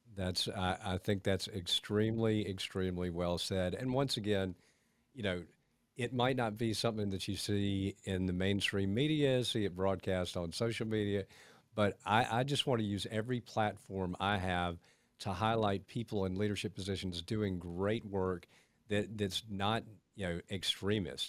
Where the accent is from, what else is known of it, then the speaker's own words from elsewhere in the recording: Augusta, Georgia, United States; also born or lived in Atlanta, Georgia / Beaufort, South Carolina; I grew up in Augusta. I went to Atlanta for a while, then Beaufort, South Carolina, and came back